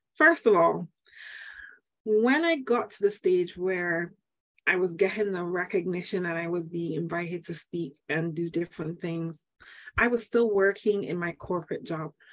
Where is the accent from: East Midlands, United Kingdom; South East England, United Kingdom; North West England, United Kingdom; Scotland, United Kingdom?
North West England, United Kingdom; Manchester; now in Barbados; I am from Manchester, UK. I Yay. was born and bred